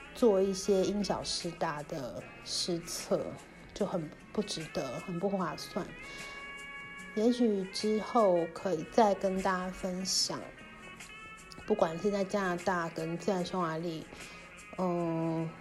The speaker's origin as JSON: {"language": "Chinese", "town": "Kaohsiung", "country": "Taiwan", "tie": "born or raised there", "moved": "as an adult", "said": "高雄我的家乡是一个台湾偏二点五最严重的地方，所以我就算后来搬回高雄"}